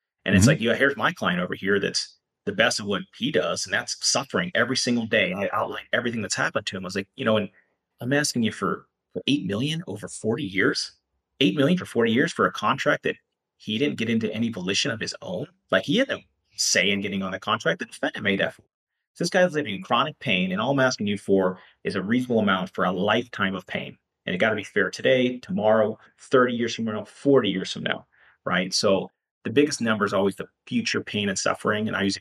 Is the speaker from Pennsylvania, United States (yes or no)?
yes; Pennsylvania, United States; moved away; I'm from Pennsylvania originally, so I get cases there and here and there